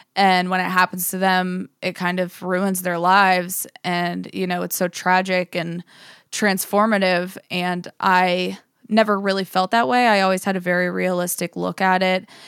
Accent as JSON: {"language": "English", "town": "Johnsonburg", "region": "Pennsylvania", "country": "United States", "tie": "born or raised there", "moved": "yes", "lives_now": "Pittsburgh, United States", "said": "I grew up in Johnsonburg, Pennsylvania"}